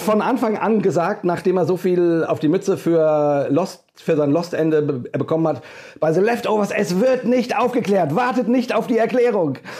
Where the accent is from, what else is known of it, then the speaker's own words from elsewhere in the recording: Hesse, Germany; accent: hessisch; Ich äh, bin Deutscher, wie man hört, an meinem äh, ähm, wundervollen hessischen Akzent, den ich so habe